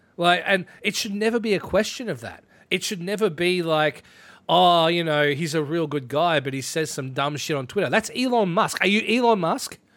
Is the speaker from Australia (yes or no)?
yes; Ballarat, Victoria, Australia; my hometown is in that list. Ballarat in that list.